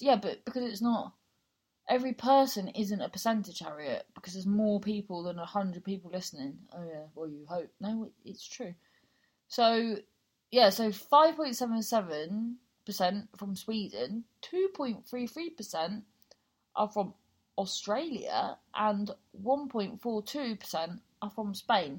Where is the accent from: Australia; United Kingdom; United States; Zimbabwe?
United Kingdom; Cornwall, South West England; accent: Cornish; also born or lived in London; So I've lived for 20 years in Cornwall. So I sound Cornish.